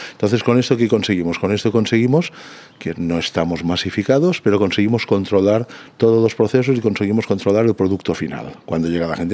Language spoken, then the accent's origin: Spanish; Santa Eulària des Riu, Balearic Islands, Spain; yo soy de Santa Eulalia